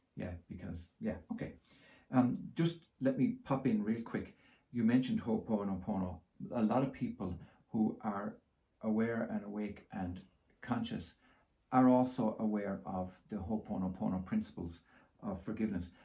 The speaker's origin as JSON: {"language": "English", "country": "Ireland", "tie": "born or raised there", "said": "I grew up in Holy Catholic Ireland"}